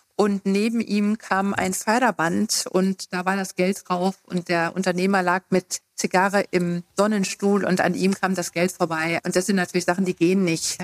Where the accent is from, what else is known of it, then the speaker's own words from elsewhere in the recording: Hesse, Germany; moved away as an adult; now in Thuringia, Germany; ich bin ja Westdeutscher, also ich komme aus Hessen und bin eben 92 nach dem Studium nach Thüringen gekommen